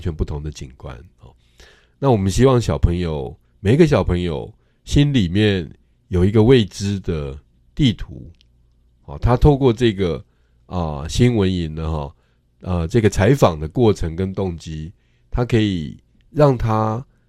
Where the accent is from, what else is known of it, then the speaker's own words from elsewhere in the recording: Tainan, Taiwan; also born or lived in Chiayi; 其实我从小在台南长大